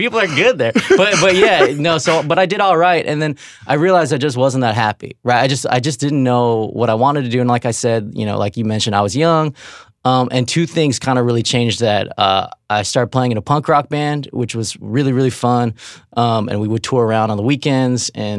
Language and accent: English; Riverside, California, United States; So I grew up in Riverside. Like Dave said, it's kind of a suburb, like an hour and a half from L.A. A very sort of normcore place.